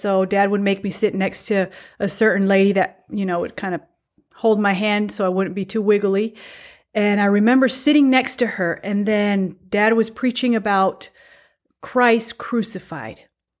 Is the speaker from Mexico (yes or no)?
yes; Mexico; first language Spanish; English is a second language; So I was born in Mexico. I have a Mexican citizenship, even though I don't look very Mexican or I don't have Mexican blood flowing through my veins. My first culture, my first language, everything was Spanish, Mexican.